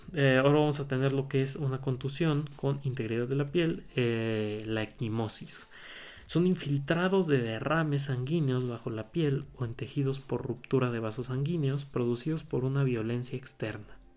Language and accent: Spanish; Puebla, Mexico; soy el Estado de Puebla